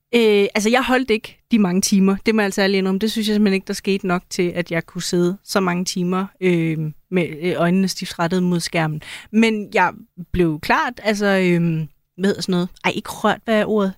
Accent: Denmark; som en dansker

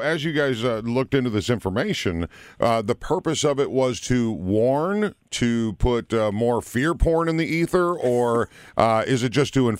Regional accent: Minnesota, United States; moved away; my home state of Minnesota

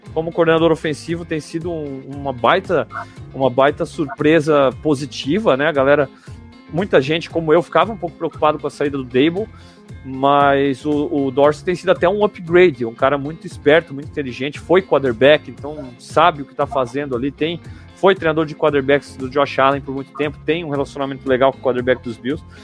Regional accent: Blumenau, Santa Catarina, Brazil; eu tô aqui em Blumenau, né? Eu sou de Blumenau, sou aqui na terra do Oktoberfest

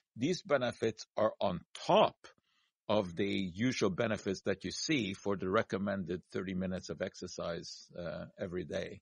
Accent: Montreal, Quebec, Canada; growing up in Montreal

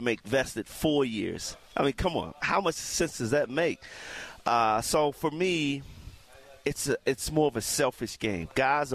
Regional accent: Baltimore, Maryland, United States; I grew up in Baltimore

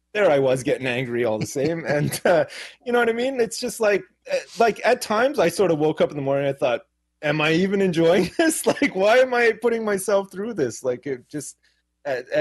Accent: Canada; now in Jersey; I grew up in Canada and I live in the UK now

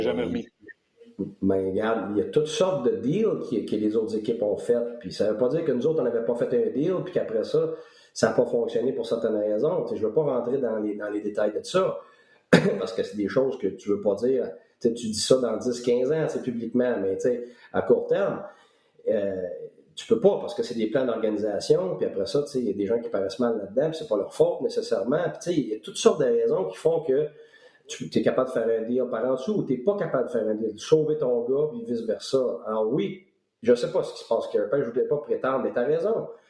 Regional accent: Quebec, Canada; moved away as an adult; also born or lived in Tampa; ça fait 12 ans que je suis parti du Québec

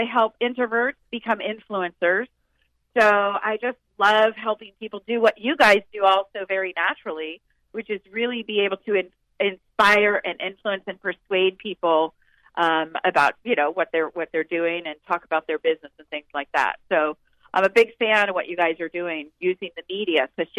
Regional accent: Central Florida, United States; also born or lived in Omaha, Nebraska / Washington, D.C. / New York City; I wasn't born here. I was born in Omaha, and my family was from Kansas, but moved here when I was five. So I've seen Central Florida grow up like crazy, and remember before Disney was here. So I'm a longtime resident.

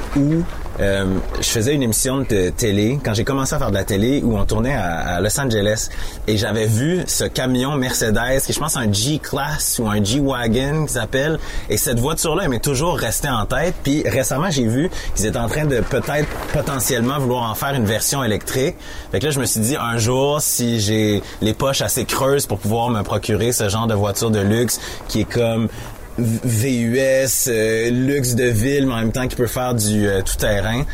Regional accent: Quebec City, Quebec, Canada; qui est pas loin d'où j'ai grandi, à Québec

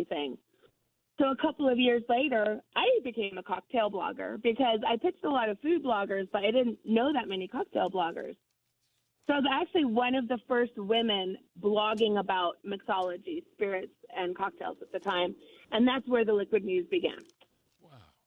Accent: Santa Fe, New Mexico, United States; growing up in Santa Fe, we're surrounded by food culture

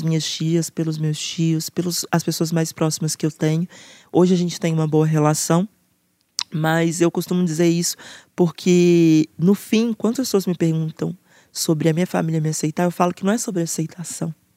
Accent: Belo Horizonte, Minas Gerais, Brazil; eu sou nascida e criada em Belo Horizonte

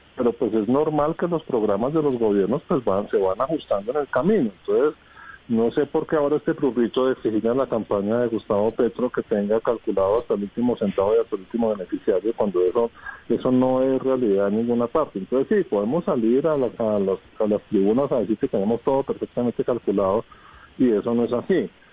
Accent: Colombia; nosotros eh, como colombianos

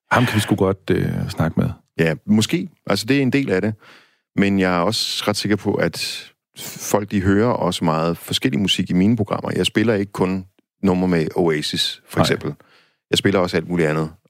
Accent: Denmark; som dansker

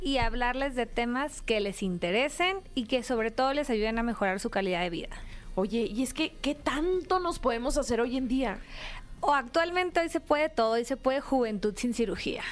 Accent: Mexicali, Baja California, Mexico; de donde soy originaria, la ciudad que capturó el sol, Mexicali, Baja California.

